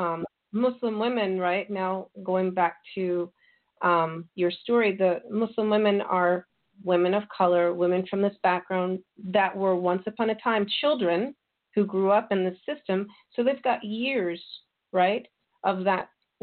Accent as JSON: {"language": "English", "country": "United States", "said": "I'm an American convert revert"}